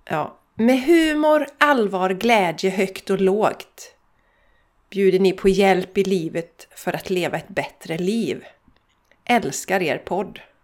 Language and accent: Swedish; Borås / Landvetter, Västra Götaland, Sweden; vi kommer från Borås, vi kommer från Landvetter